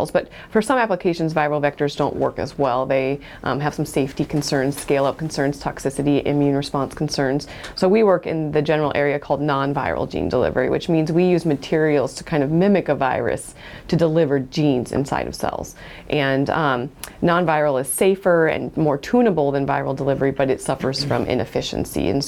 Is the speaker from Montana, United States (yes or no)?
no; Fremont, California, United States; I grew up in Fremont, and um, doctors were smart